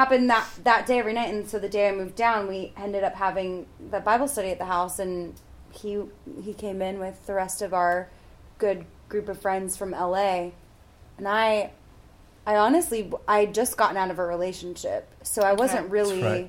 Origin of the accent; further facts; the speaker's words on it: Midwest, United States; I grew up in the Midwest in evangelical Christianity